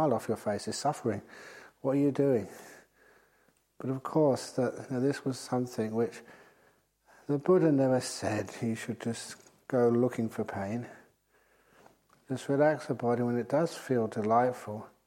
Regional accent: England, United Kingdom; moved away as an adult; now in Australia; being English

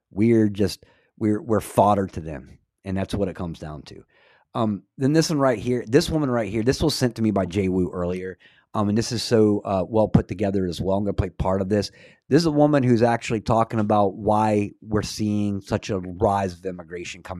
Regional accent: Scotland, United Kingdom; am I the kind of guy that's like, I'm Scottish. I don't care what you have to say.

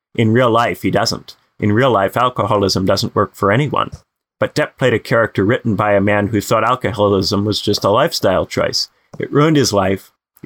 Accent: United States; I'm as American as the next fella

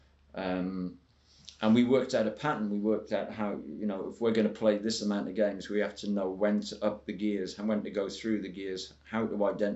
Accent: Northumberland, North East England, United Kingdom; I wasn't even from a first-class county. I was from Northumberland.

